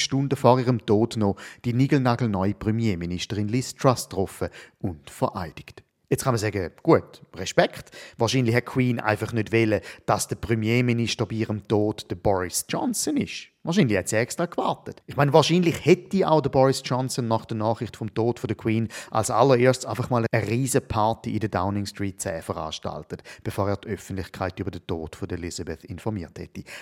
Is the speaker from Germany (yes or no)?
no; Switzerland; bei uns in der Schweiz